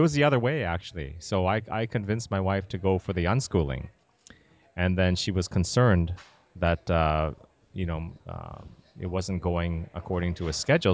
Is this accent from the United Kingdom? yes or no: no; Canada; moved away as an adult; also born or lived in Massachusetts; now in United States; I grew up in Canada